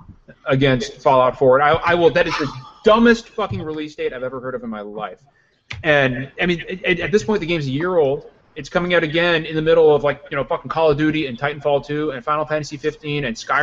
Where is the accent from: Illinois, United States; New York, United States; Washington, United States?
Illinois, United States; Chicago; I'm from Chicago